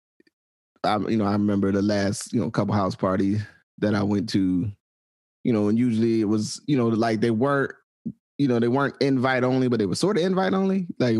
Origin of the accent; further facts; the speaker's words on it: United States; I'm from the States